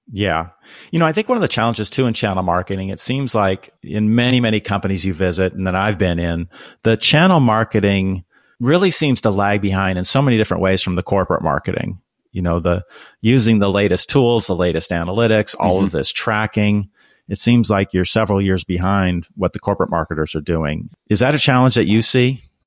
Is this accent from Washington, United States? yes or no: yes; Renton, Washington, United States; I'm from Renton, Washington, which you know is kind of on the outskirts of Seattle